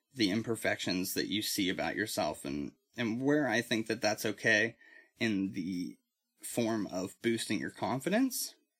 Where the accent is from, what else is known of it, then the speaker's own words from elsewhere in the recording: Titusville, United States; moved away as an adult; I moved back to my hometown of Titusville